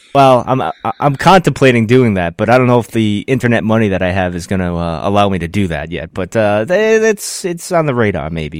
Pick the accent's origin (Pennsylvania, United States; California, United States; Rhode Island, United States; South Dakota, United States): Rhode Island, United States; I'm from Rhode Island